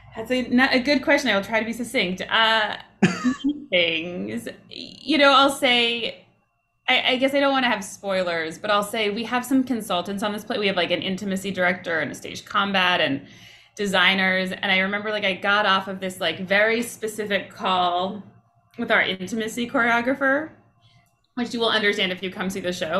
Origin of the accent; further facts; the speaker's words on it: Toronto, Ontario, Canada; when I was in the second grade growing up in Toronto, in Canada